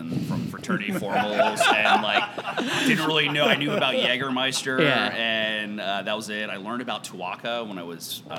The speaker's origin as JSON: {"language": "English", "region": "Maryland", "country": "United States", "tie": "born or raised there", "said": "I'm born and raised in Maryland, so to work for a local whiskey company was a dream come true"}